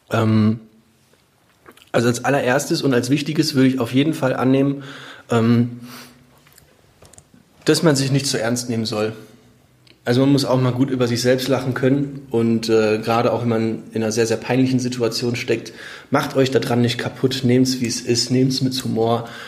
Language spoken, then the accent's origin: German; Menden, North Rhine-Westphalia, Germany; wo jeder reingucken konnte, mitten durch Menden, meine Heimatstadt.